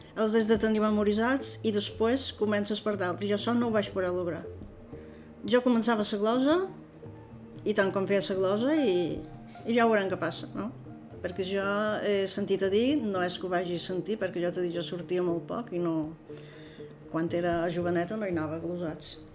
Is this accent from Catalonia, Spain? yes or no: no; Menorca, Balearic Islands, Spain